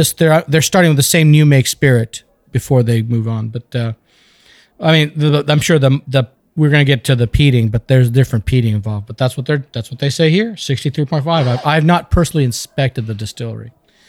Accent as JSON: {"language": "English", "country": "United States", "said": "I'm an American"}